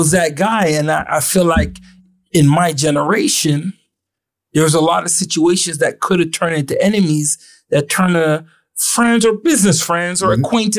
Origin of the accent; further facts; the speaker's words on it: Ottawa, Ontario, Canada; I felt like I was the exception to the rule. I was from Ottawa.